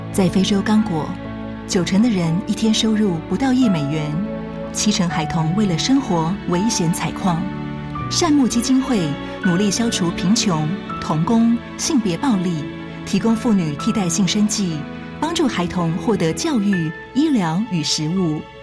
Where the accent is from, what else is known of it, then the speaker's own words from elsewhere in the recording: Tainan, Taiwan; 因为我， 我是台南人